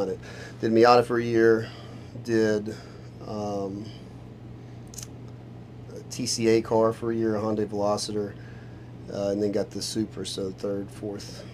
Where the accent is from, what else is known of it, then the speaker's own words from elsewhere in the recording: Nashville, Tennessee, United States; moved away; I'm from Nashville